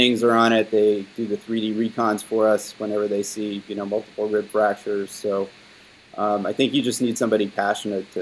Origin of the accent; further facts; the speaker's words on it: Texas, United States; now in New York, United States; I grew up in Texas, so I'm partial to Texas style barbecue